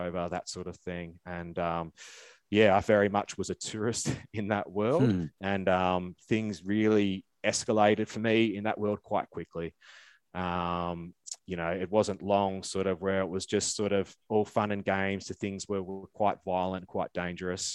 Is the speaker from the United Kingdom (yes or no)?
no; Melbourne, Victoria, Australia; I grew up down in Melbourne